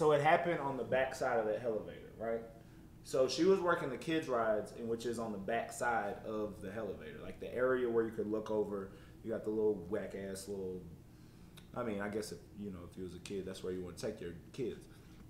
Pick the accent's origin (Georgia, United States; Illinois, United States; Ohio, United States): Ohio, United States; Because I'm from Ohio, you already know.